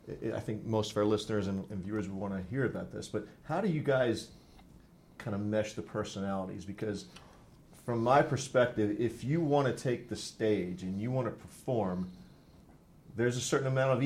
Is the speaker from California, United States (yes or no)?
no; Baltimore, Maryland, United States; I could say I'm a Baltimorean.